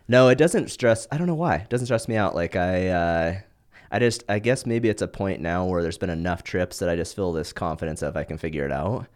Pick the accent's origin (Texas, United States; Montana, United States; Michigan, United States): Montana, United States; now in Southern California, United States; the stuff I grew up in Montana doing, nobody does that in California.